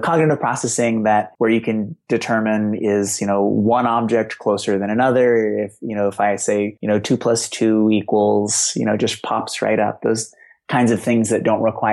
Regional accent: Boston, Massachusetts, United States; I grew up in Boston.

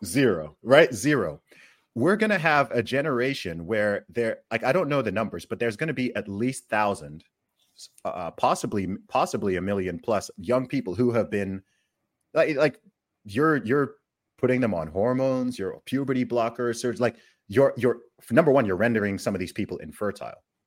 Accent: Saudi Arabia; now in UAE; I grew up in Saudi Arabia

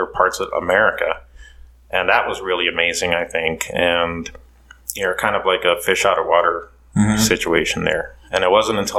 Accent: Curaçao; now in Idaho, United States; originally I'm from the island of Curacao.

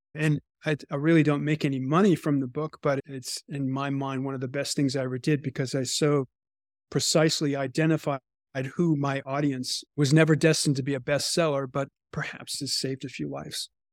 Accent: Boston, Massachusetts, United States; as a teenager growing up in the Boston area

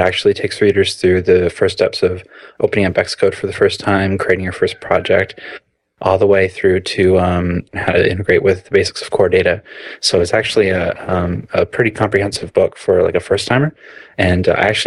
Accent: Canada; moved away as an adult; also born or lived in Toronto; now in Amsterdam, Netherlands; I'm a Canadian iOS developer who previously lived in Toronto

